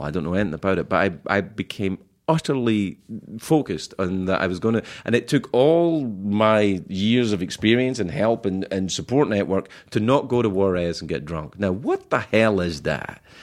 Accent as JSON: {"language": "English", "region": "Scotland", "country": "United Kingdom", "moved": "yes"}